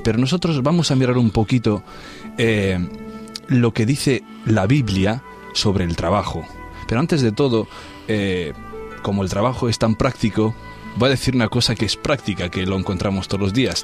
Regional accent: Transylvania, Romania; now in Spain; todo el mundo conoce la parte de Rumanía de que vengo yo, porque es de moda hoy Transilvania

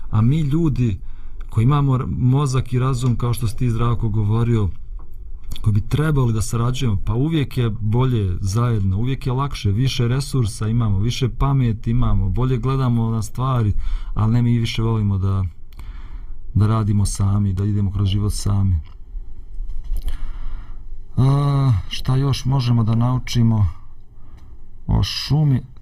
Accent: Bosnia & Herzegovina; Kod nas u Bosni i Hercegovini

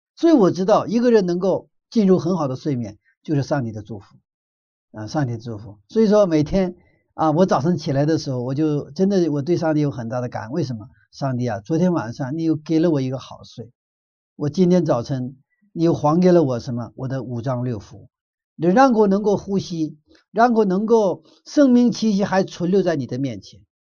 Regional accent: Northeast China, China; moved away; 我的小的时候在东北长大的

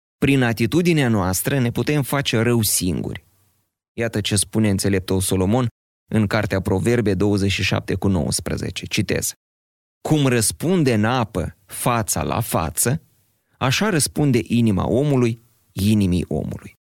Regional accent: Moldova; noi, moldovenii

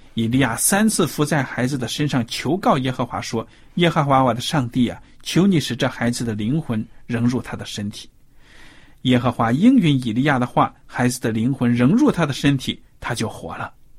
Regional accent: China; 我们中国人传统普遍

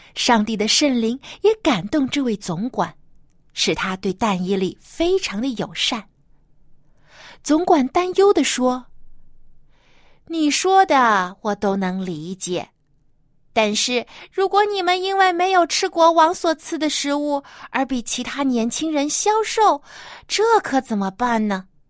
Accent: China; 我们中国人啊，有习俗就是一家人都要团聚在一起来吃大餐

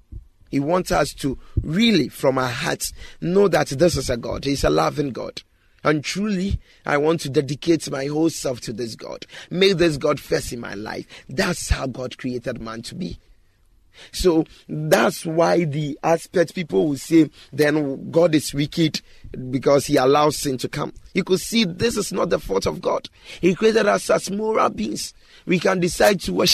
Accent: Ghana; this part of the country whereby I'm living, I'm a Ghanaian

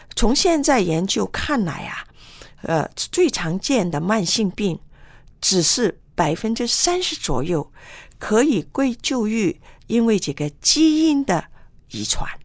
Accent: Hong Kong; 我们在香港长大

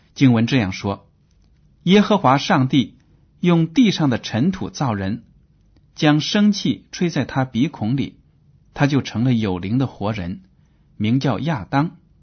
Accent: China; 我们中国人

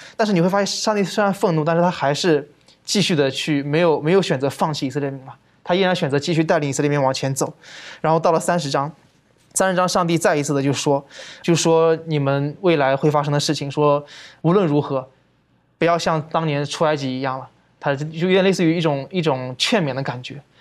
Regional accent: China; 我们中国人

